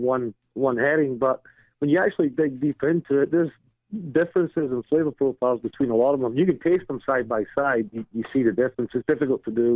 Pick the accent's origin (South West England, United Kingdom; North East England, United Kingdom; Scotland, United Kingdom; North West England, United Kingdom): Scotland, United Kingdom; now in New York, United States; when I was growing up in Scotland